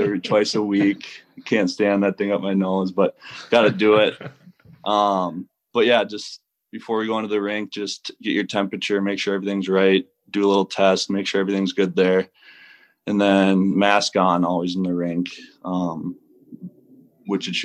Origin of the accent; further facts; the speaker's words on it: Minnesota, United States; moved away as an adult; now in Greenville, United States; I played high school hockey in Minnesota, college Minnesota, and then last year was my actual first year, like, being out of Minnesota